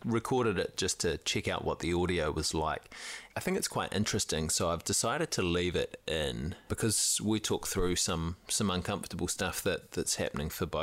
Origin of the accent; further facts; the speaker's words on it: New Zealand; as a Kiwi male